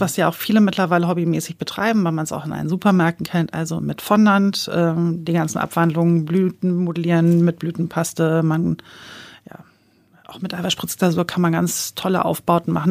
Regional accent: Hamburg, Germany; ich komme ja aus Hamburg äh, und da bei uns im Ortsteil gab es eine kleine Konditorei

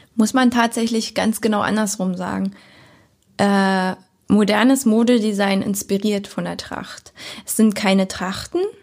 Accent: Lübbenau, Brandenburg, Germany; also born or lived in Berlin / Cottbus; Bin ja hier geboren, aufgewachsen. Also ich bin in Lübben geboren, um's genau zu sagen, und in, äh, Lübbenau zur Schule

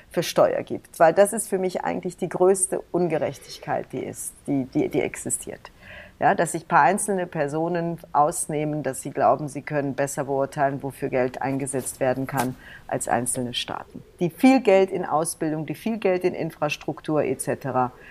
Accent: East Germany, Germany; Ich bin ja selber meine Eltern sind ja, wir sind ja aus dem Osten geflohen.

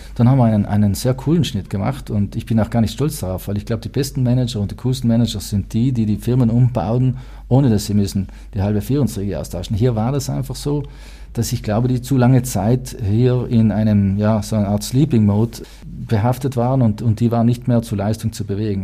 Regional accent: South Tyrol, Trentino-Alto Adige, Italy; also born or lived in United States; wir als Südtiroler

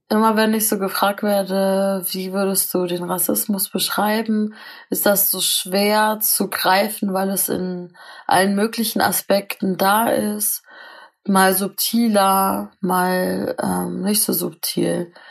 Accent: Northern Germany, Germany; Ich sag meistens aus Norddeutschland

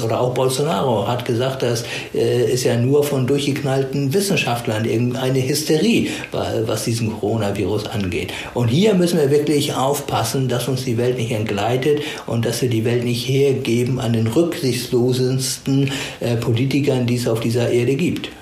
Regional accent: Germany; bei uns in Deutschland

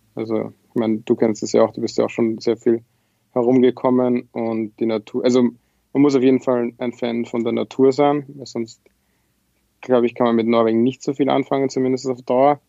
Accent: Lower Austria, Austria; moved away as an adult; also born or lived in Vienna; now in Trondheim, Norway; Ja, ich bin aus Österreich. Äh, ich habe sechs Jahre in Wien studiert und gelebt, äh, bin aber ursprünglich äh, nicht aus Wien, sondern aus Niederösterreich

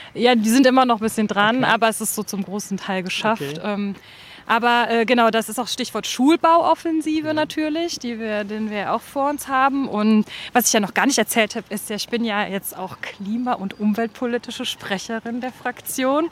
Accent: Germany; also born or lived in Rhine; now in Berlin, Germany; ich bin an der Mosel geboren, habe am Rhein gelebt und jetzt äh, lebe ich fast an der Spree

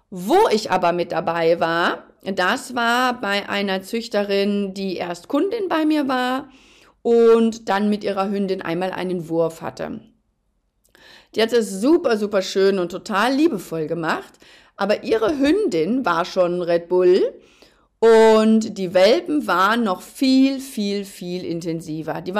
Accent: North Rhine-Westphalia, Germany; Ich bin ja ein Mensch, ich bin ja Westfale und ich bin, glaube ich, auch tatsächlich die Ruhe selbst.

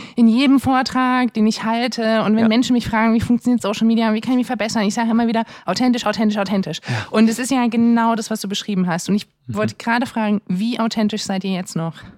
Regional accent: the East, eastern Germany, Germany; ich komme auch aus dem Osten

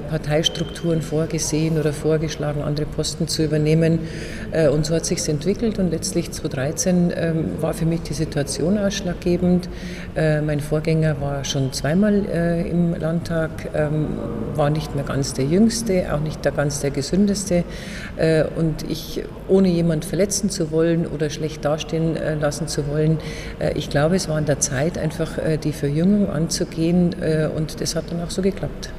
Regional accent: Erding district, Bavaria, Germany; Ich komme aus dem Landkreis Erding, ein sehr wirtschaftsstarker Standort.

